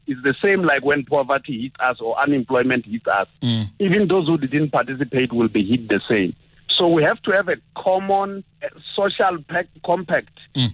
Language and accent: English; Mopani, Limpopo, South Africa; moved away; That I was born in Mopani doesn't uh, uh, change the fact that I was born in Limpopo